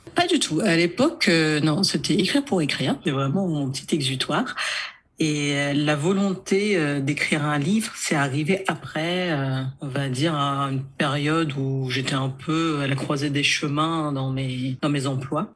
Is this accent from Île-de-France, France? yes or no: yes; Nanterre, Île-de-France, France; also born or lived in United States; J'ai grandi à Nanterre